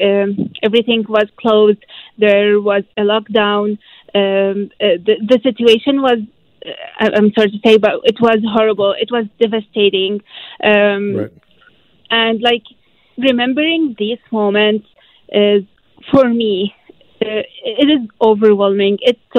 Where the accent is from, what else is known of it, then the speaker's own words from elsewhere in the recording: Aleppo, Aleppo Governorate, Syria; English is a second language; also born or lived in Egypt; now in Vancouver, Canada; So I'm Syrian. I'm from Aleppo, which is northern Syria.